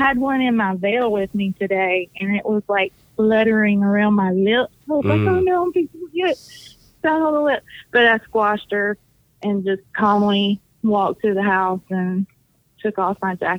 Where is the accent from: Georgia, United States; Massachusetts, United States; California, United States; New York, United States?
Georgia, United States; Decatur; also born or lived in Stockbridge, Georgia / Conyers, Georgia; now in near Savannah, United States; I'm from up there. I was born in Decatur.